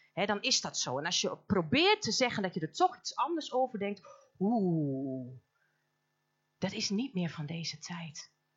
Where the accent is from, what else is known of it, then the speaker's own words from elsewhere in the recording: Almelo, Overijssel, Netherlands; Wij komen helemaal uit Almelo, uit het mooie oosten